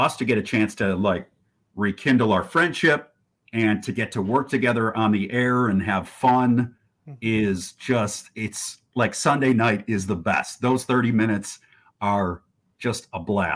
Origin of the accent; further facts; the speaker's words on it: Northbrook, Illinois, United States; moved away as an adult; also born or lived in Austin, Texas; I grew up in the North Suburbs in Northbrook